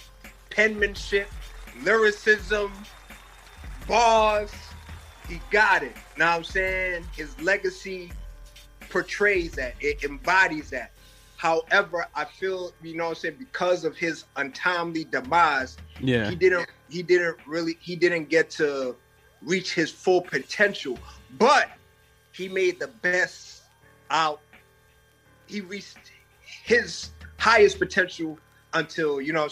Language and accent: English; New York City, New York, United States; I'm from Uptown, South Bronx